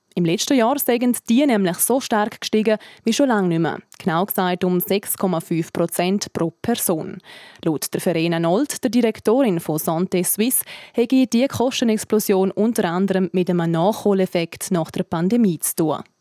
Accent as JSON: {"language": "German", "country": "Switzerland", "said": "bei uns in der Schweiz"}